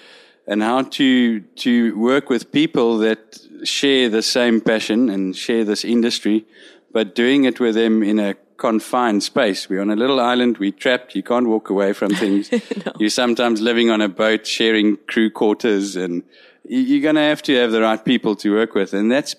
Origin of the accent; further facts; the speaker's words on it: South Africa; we arrived here as four South African guides